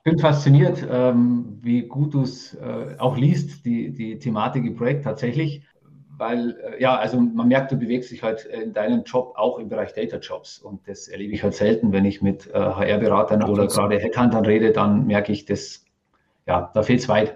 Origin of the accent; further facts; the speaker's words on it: Rosenheim, Bavaria, Germany; accent: Bavarian; Man hört es ein bisschen, ich komme aus dem Bayerischen. Ähm, das ist das Maximum an Hochdeutsch, was ich rausbringe